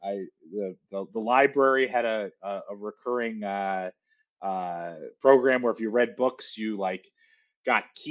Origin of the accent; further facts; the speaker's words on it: Detroit, Michigan, United States; moved away; I grew up in Detroit